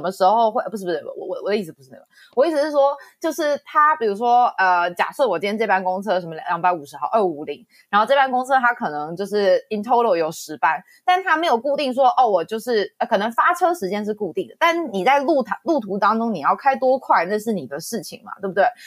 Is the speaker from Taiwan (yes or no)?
yes; New Taipei, Taiwan; moved away as an adult; now in United States; 因为我身为一个台湾人，然后土生土长的台北县人，新北市人